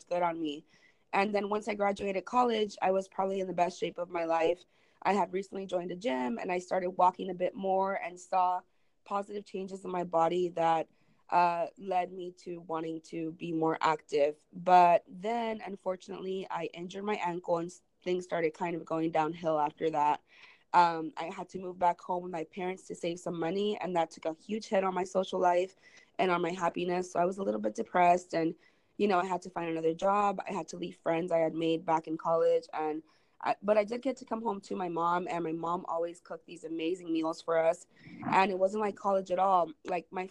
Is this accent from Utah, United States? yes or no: no; Raymondville, Texas, United States; also born or lived in San Marcos, Texas; my hometown, Raymondville, Texas, which is down in the Rio Grande Valley at the southernmost tip of Texas